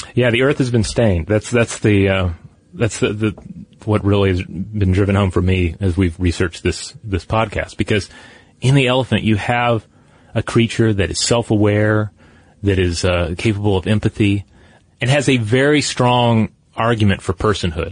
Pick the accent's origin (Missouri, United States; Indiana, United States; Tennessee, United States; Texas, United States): Tennessee, United States; my home state of Tennessee